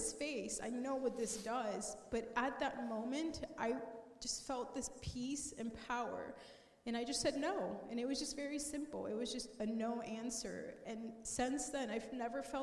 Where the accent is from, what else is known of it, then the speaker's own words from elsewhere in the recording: Colombia; I grew up in Columbia